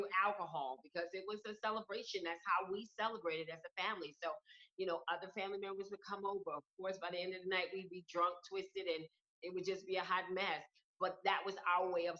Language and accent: English; New York City, New York, United States; moved away; I'm originally from Brooklyn, New York.